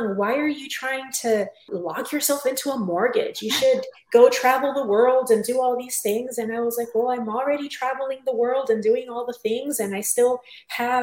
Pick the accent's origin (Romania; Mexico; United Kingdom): Mexico; Tijuana, Baja California; moved away as an adult; also born or lived in San Diego, California; I am originally from Tijuana, Mexico, and when I was about 20 years old, moved to San Diego, California, sunny San Diego